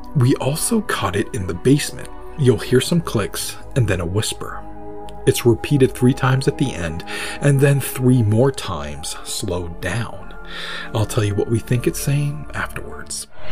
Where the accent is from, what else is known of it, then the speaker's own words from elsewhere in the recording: Maine, United States; my home state of Maine